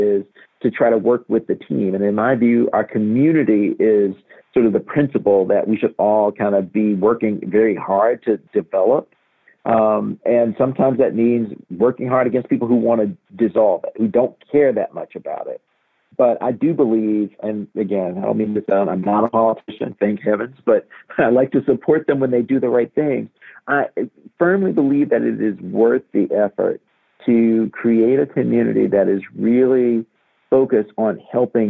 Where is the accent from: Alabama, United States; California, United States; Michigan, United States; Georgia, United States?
Alabama, United States; Montgomery; as a Black person who grew up in Montgomery